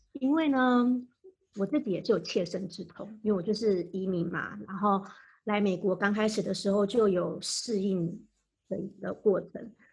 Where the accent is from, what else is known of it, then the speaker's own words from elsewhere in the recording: Taiwan; moved away as an adult; also born or lived in Maryland, United States; now in United States; 我来自台湾